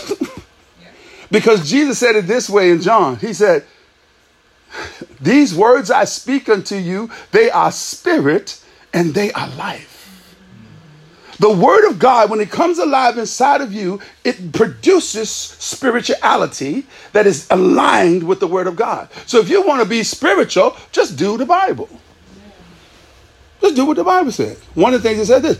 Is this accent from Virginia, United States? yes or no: yes; Virginia, United States; I'm from Virginia